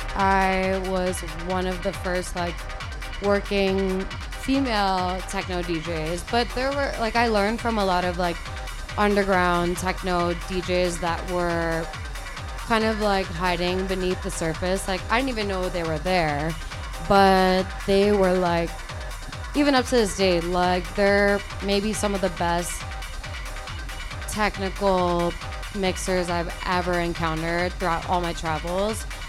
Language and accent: English; Guam; I'm from Guam. Okay. Like born and raised